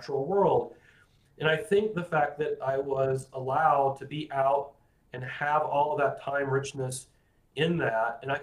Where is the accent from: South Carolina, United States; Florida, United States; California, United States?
Florida, United States; I grew up calling them horny toads, because I grew up in Florida